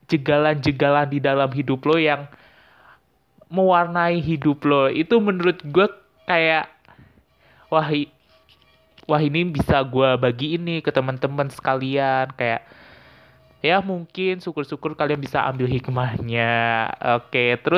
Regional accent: Tangerang, Banten, Indonesia; asal gue sebenarnya dari Tangerang, yang gue kuliah di Semarang

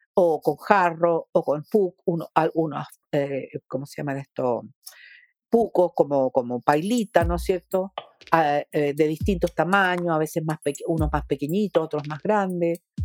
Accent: Chile

